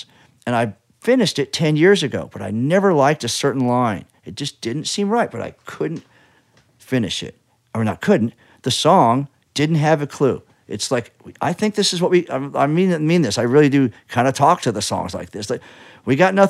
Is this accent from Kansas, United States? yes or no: yes; Kansas, United States; moved away; I'm from Kansas